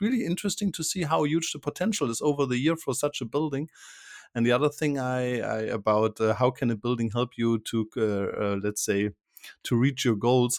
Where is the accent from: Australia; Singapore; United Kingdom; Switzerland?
Switzerland; I'm from Switzerland